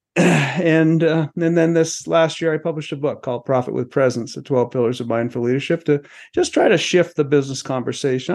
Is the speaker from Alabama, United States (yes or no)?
no; Maine, United States; also born or lived in Los Angeles; now in Colorado, United States; I grew up in Maine